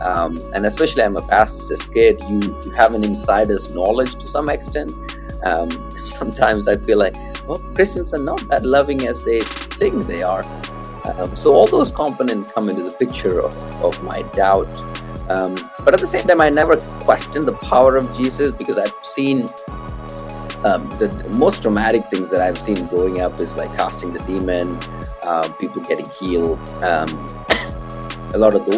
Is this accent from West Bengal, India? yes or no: no; Kerala, India; also born or lived in Tamil Nadu; I'm originally from India, specifically the South Indian state called Kerala, which is down the tip.